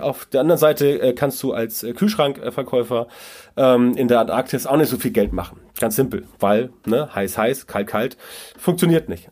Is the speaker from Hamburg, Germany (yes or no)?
yes; Hamburg, Germany; SC Orania bei uns in Hamburg